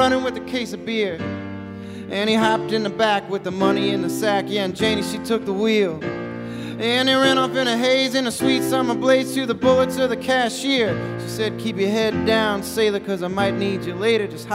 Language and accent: English; Ozark Mountains, Arkansas, United States; I grew up in the Ozark Mountains in Arkansas, and I'm a hillbilly